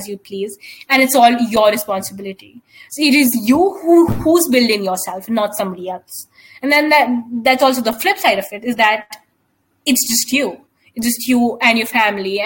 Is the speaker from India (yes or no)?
yes; India; we as Indian people